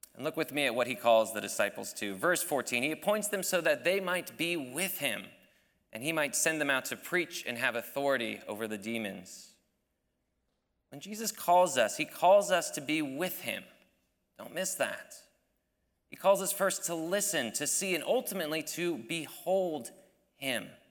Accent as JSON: {"language": "English", "country": "United States", "said": "as an American"}